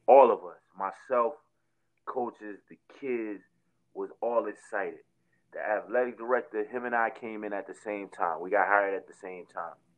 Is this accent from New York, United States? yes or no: no; Jersey City, New Jersey, United States; I'm from Jersey City. I'm from Martin Luther King Drive in Jersey City.